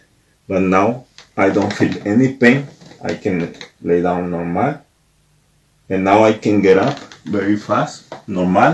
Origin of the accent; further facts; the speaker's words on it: Mexico; now in Germany; I am from Mexico